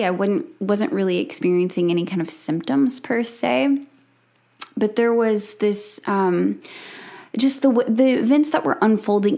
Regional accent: South Alabama, United States; I grew up in South Alabama, where I homeschooled

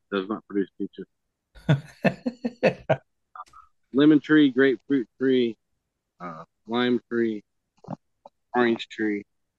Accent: California, United States; I'm from California. We know what bread is supposed to taste.

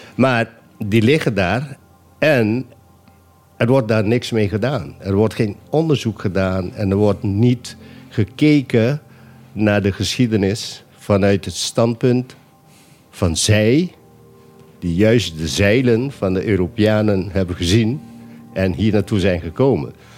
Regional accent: Bonaire, Caribbean Netherlands; also born or lived in Nijmegen; Ik ben geboren op Bonaire

